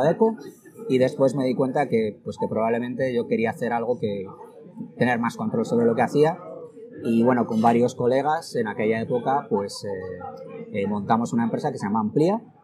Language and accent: Spanish; Logroño, La Rioja, Spain; moved away as an adult; also born or lived in Madrid; yo soy de Logroño y, me vine a, estudiar a Madrid la, carrera